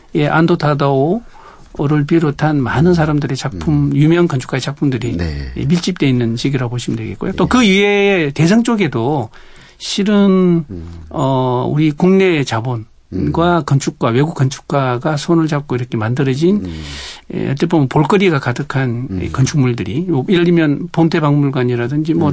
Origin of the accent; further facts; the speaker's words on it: Busan, South Korea; moved away as an adult; now in Jeju, South Korea; 원래 고향은 부산입니다.